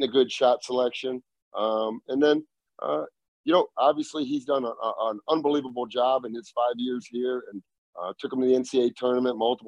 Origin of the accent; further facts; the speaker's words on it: Dubuque, Iowa, United States; I was growing up in Dubuque, Iowa